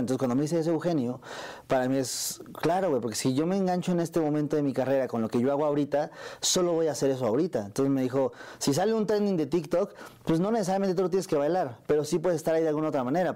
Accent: Mexico City, Mexico; yo crecí en el barrio de acá, en la Ciudad de México. Crecí en Azcapotzalco

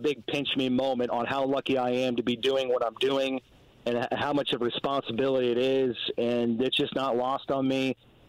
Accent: Indianapolis, Indiana, United States; I'm a kid from Indianapolis. I grew up 15 minutes from Lucas Oil Stadium. To have this job in the state, in the city that I grew up

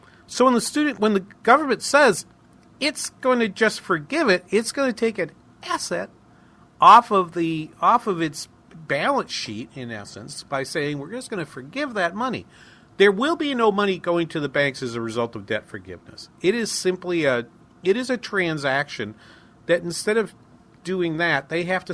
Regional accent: Manchester, New Hampshire, United States; accent: New England; now in Minnesota, United States; my hometown in Manchester

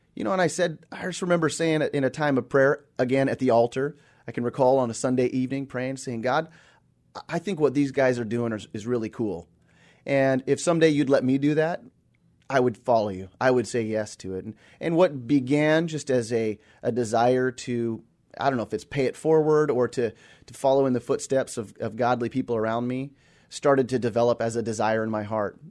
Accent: Seattle, Washington, United States; also born or lived in Australia; born and raised here in the Seattle area, born at, uh, Group Health Hospital

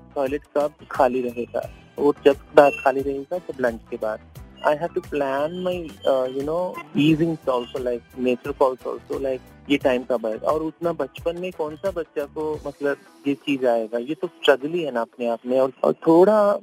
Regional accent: Hyderabad, Telangana, India; मैं हैदराबाद से हूँ

